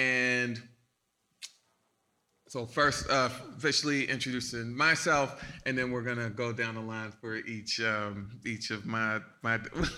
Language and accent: English; Baltimore, Maryland, United States; I'm from Baltimore, Maryland.